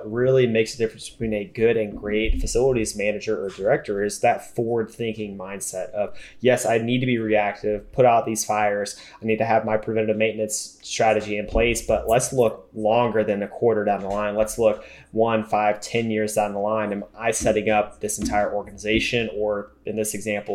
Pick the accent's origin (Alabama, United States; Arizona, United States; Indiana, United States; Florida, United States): Florida, United States; I'm from Florida